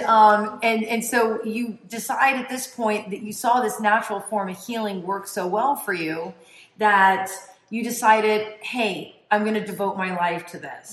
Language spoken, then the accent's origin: English; Tampa, Florida, United States; born and raised in Tampa, Florida, third generation